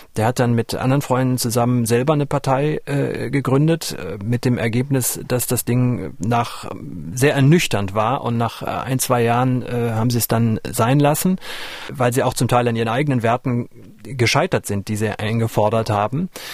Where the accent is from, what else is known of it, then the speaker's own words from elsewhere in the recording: near the Ruhr area, North Rhine-Westphalia, Germany; moved away; ich komme ja aus der Nähe des Ruhrgebietes